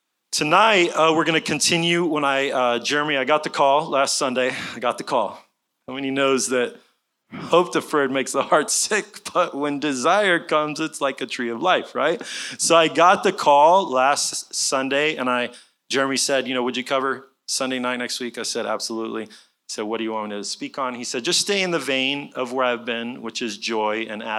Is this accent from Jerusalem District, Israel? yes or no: yes; Jerusalem, Jerusalem District, Israel; moved away as an adult; also born or lived in Tulsa, United States; now in Texas, United States; My parents were missionaries in Israel for many years, so I had the pleasure of growing up in Jerusalem and in around Jerusalem from age 5 to 18. I graduated Hebrew Public School when I was 18. I moved to Tulsa, Oklahoma